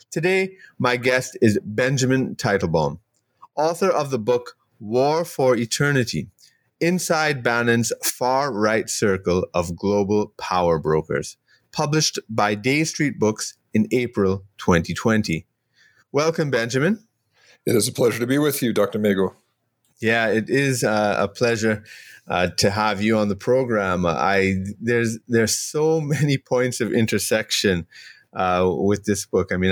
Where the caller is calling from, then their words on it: Trinidad & Tobago; I'm joining you from Trinidad